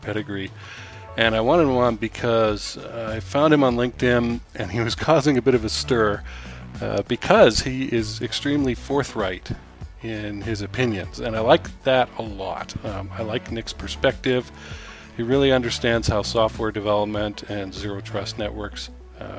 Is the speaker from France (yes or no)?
no; Canada; now in United States; I'm an immigrant from Canada.